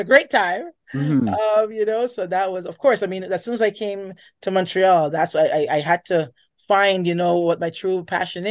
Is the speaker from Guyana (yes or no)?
yes; Guyana; now in Canada; I am from Guyana